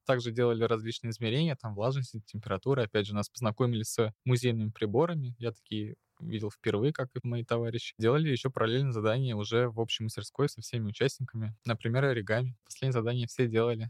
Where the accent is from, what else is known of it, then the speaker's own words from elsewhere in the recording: Moscow, Russia; мне 18 лет, я из города Москва